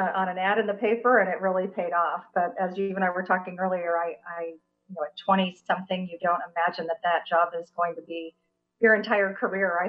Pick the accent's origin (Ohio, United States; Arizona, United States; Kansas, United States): Kansas, United States; Topeka; also born or lived in Baldwin City, Kansas; now in Kansas City, United States; I did grow up in Topeka, Kansas.